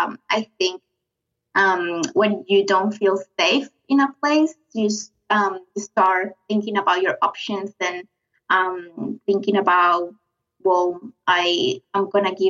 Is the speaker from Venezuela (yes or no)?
yes; Venezuela; accent: South American; English is a second language; moved away as an adult; now in Brisbane, Australia; I'm from Venezuela in South America. I decided to move here with my boyfriend at the time, my husband now, 8 years ago